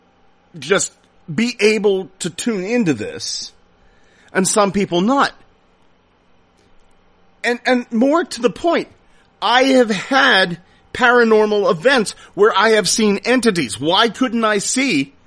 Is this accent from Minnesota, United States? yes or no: no; Salisbury, Pennsylvania, United States; I grew up in Salisbury, Pennsylvania.